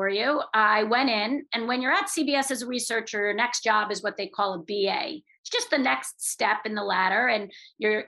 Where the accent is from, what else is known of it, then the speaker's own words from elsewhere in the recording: New York, United States; moved away as an adult; also born or lived in Michigan; I grew up in New York